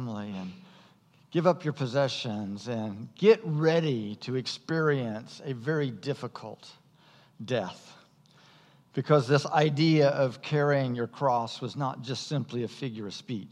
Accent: United States; American Christians

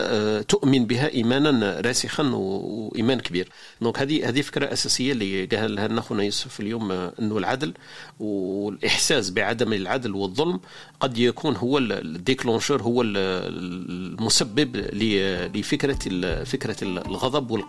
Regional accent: Algeria; احنا الجزائريين آه، نزعفوا بزاف متقلقين متنرفزين

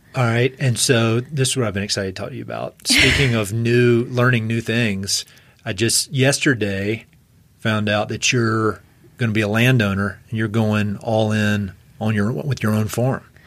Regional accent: East Coast, United States; now in Colorado, United States; I was from the East Coast

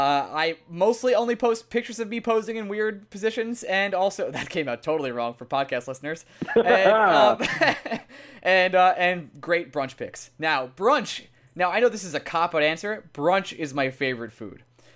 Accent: Long Island, New York, United States; I'm from New York, but I grew up on pizza.

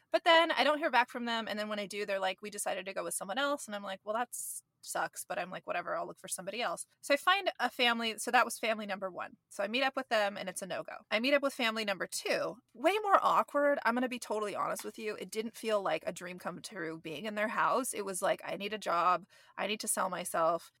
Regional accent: Gilroy, California, United States; also born or lived in San Jose, California / North San Francisco Bay Area, California; I grew up in the South Bay in Gilroy, which is where they have the Garlic Festival

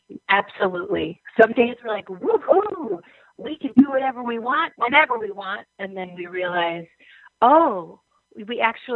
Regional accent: Brooklyn Center, Minnesota, United States; I was born in Brooklyn Center. I'm a northern suburban girl.

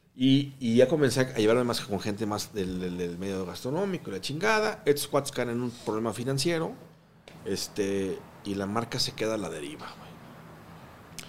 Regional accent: Mexico; also born or lived in Guatemala; yo tengo pasaporte guatemalteco, güey. Pero yo llegué de Guatemala cuando tenía dos años. Hoy tengo 38 años viviendo en México.

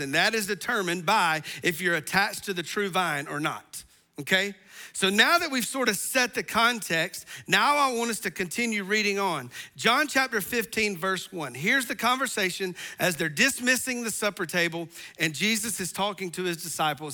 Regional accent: the South, United States; we're from the South

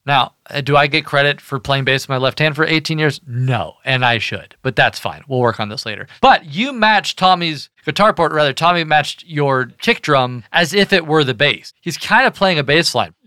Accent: Kentucky, United States; moved away as an adult; also born or lived in Washington, D.C.; I was raised in Kentucky

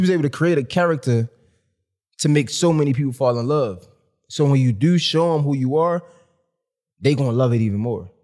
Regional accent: Baltimore, Maryland, United States; I'm from Baltimore

